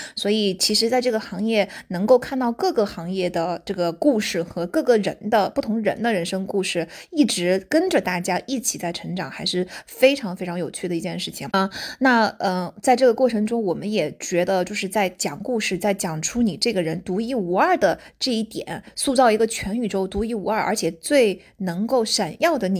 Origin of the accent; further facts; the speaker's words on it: China; moved away as an adult; now in New York, United States; 作为一个中国人